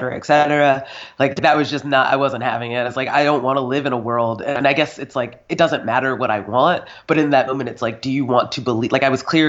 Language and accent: English; North Carolina, United States; moved away as an adult; now in Scotland; I grew up in North Carolina, Southern Baptist